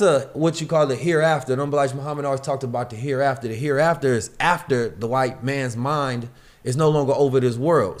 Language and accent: English; Oakland, California, United States; also born or lived in St. Louis, Missouri; I grew up in Oakland, California